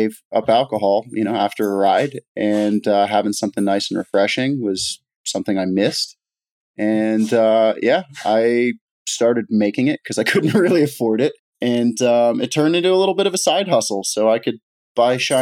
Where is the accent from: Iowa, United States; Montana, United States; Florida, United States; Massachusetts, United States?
Florida, United States; Miami; moved away; growing up in Miami, bicycles were an escape from the chaos